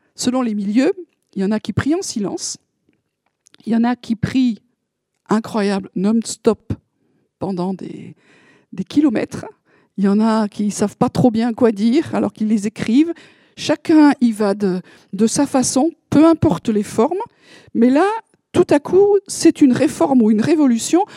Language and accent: French; France; on est français